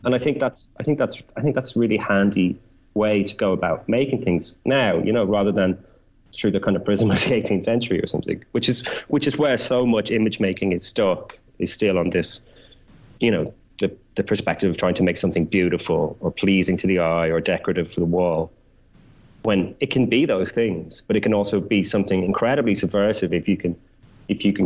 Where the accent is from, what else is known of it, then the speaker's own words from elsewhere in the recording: Ireland; being Irish, like I grew up on that kind of Joycean intertextuality